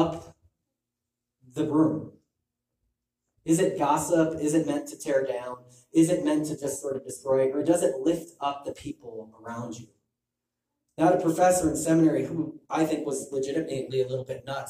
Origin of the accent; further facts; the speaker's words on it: Illinois, United States; I'm from Illinois